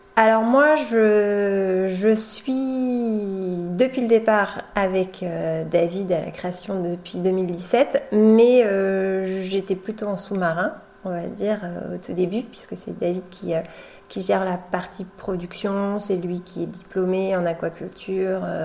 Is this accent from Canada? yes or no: no; Poitou, Vienne, Nouvelle-Aquitaine, France; moved away as an adult; now in Charente-Maritime, France; moi je viens du Poitou, je viens de la Vienne